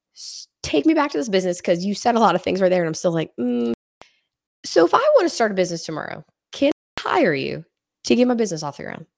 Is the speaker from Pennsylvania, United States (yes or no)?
yes; Washington, Pennsylvania, United States; moved away; I'm from Washington, Pennsylvania